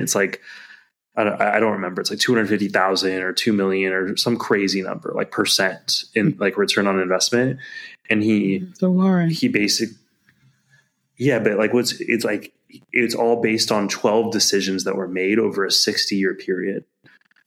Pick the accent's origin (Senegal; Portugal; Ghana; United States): United States; As an American